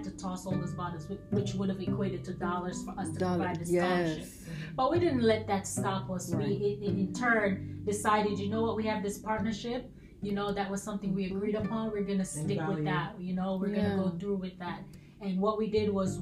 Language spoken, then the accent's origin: English; Jamaica; now in New York, United States; that's where we're from. We're from Jamaica